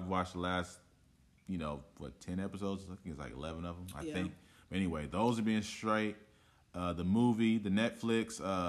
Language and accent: English; Oakland, California, United States; people that were born and raised in Oakland, like I was